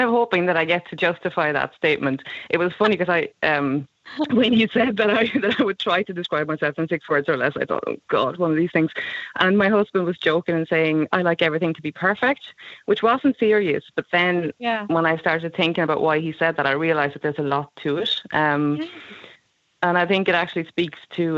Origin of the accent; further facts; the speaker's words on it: Sweden; English is a second language; moved away as an adult; also born or lived in London; now in Ireland; I grew up in Sweden and ended up moving here when I was 19. So I've lived in Ireland for a long time, but I was in London for almost a decade in between.